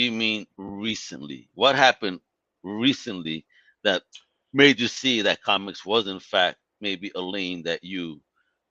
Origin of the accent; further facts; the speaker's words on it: New York, United States; I grew up in New York in the 90s and it was nuts here